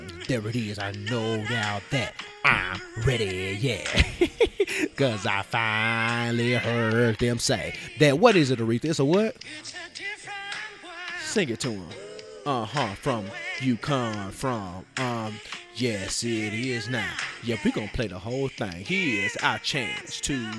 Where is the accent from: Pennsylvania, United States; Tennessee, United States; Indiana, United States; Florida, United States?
Tennessee, United States; Memphis; elected official from my hometown. What up, Memphis?